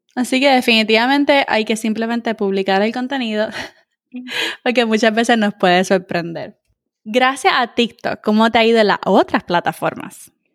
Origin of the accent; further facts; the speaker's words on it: Puerto Rico; now in United States; puertorriqueño sí habla tirado, tú sabes, como que nosotros somos el, slang de, Latinoamérica, nosotros somos los que hablamos tiradito